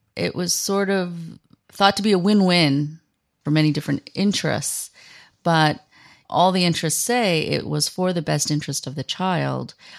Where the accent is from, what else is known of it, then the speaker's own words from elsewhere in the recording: United States; moved away as an adult; now in South Korea; I am coming at this as an American, raised in, raised in America